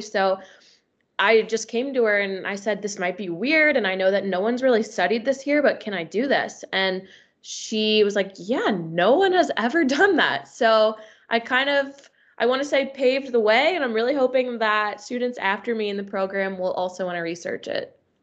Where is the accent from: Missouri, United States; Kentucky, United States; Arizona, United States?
Kentucky, United States; Northern; also born or lived in Louisville, Kentucky; now in Cincinnati, United States; I'm from Northern Kentucky